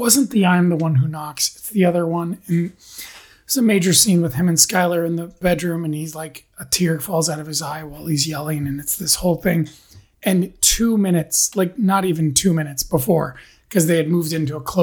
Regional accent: San Bernardino County, California, United States; the kind of guys I grew up with in San Bernardino County, east

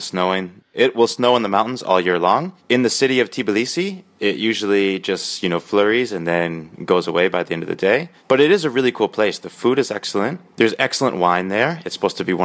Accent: United States; moved away; I'm American

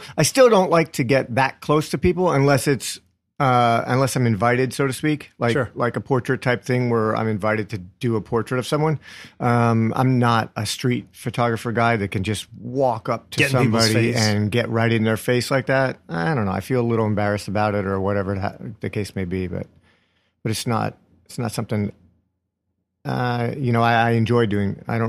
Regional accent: Pottsville, Pennsylvania, United States; now in New York, United States; Just outside of a little town called Pottsville, home of Yuengling Brewery.

